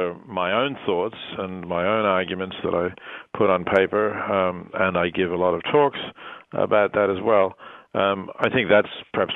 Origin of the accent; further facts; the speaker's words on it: Australia; moved away; growing up in Australia, where meat was plentiful and inexpensive